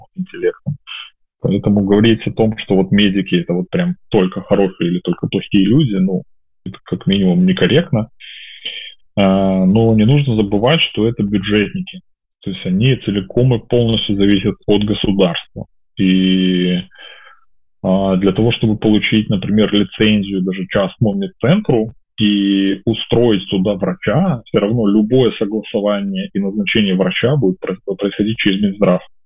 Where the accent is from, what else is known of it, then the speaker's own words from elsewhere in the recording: Belarus; moved away as an adult; also born or lived in Kyiv; я вот выехал из Беларуси 25 августа 2020 года, вылетел в Киев